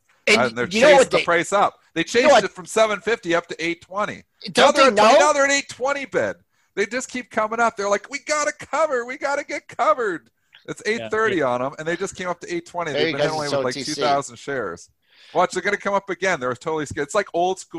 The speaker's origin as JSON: {"language": "English", "country": "Canada", "said": "I'm Canadian"}